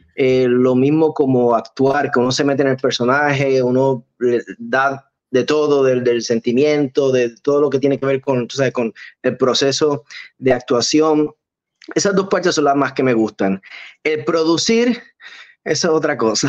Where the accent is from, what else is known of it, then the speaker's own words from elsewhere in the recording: Arecibo, Puerto Rico; now in Hollywood, United States; De Arecibo Puerto Rico